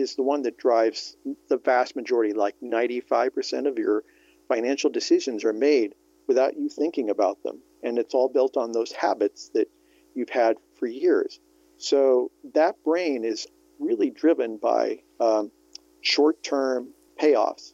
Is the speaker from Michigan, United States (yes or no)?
no; California, United States; also born or lived in Vermont; Born and raised in California